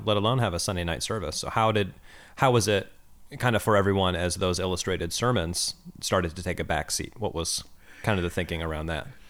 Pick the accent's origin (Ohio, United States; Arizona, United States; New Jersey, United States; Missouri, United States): Missouri, United States; Kansas City; now in Oakland, United States; I grew up in Kansas City, as you know, as a Chiefs fan.